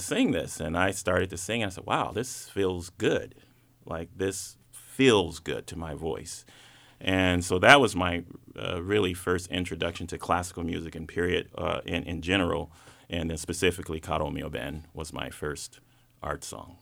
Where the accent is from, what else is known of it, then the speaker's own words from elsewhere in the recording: Atlanta, Georgia, United States; growing up in Atlanta